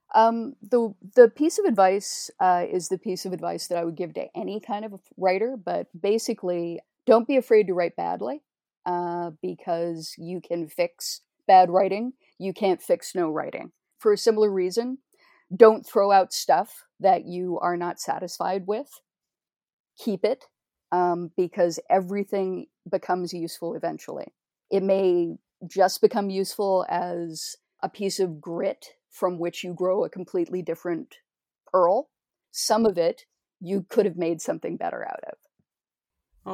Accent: Toronto, Ontario, Canada; as a Canadian

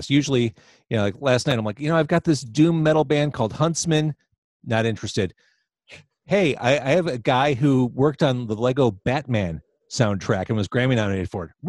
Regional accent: Chicago, Illinois, United States; I appreciate the self-deprecating, which is part of being a Chicagoan, I think.

